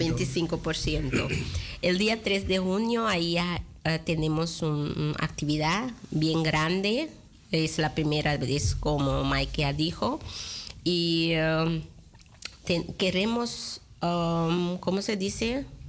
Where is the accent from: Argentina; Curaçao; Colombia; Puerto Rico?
Curaçao; now in Netherlands; yo nací en Curazao y tengo casi 23 eh, años en ah, Holanda